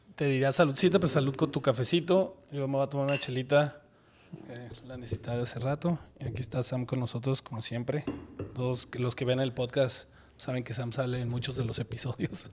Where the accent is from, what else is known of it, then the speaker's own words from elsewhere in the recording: Guadalajara, Jalisco, Mexico; yo crecí en Guadalajara